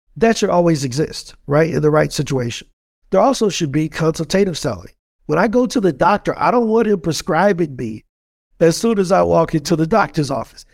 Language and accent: English; East St. Louis, Illinois, United States; born and raised in East Saint Louis, Illinois